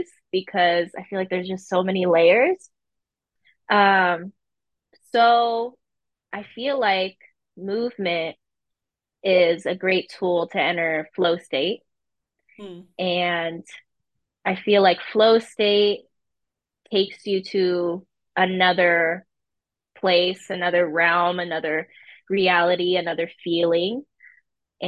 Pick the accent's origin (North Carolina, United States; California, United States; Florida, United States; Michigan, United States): California, United States; Pacifica; now in Los Angeles, United States; I grew up in San Francisco, the Bay Area, technically a suburb next to San Francisco in a little beach town called Pacifica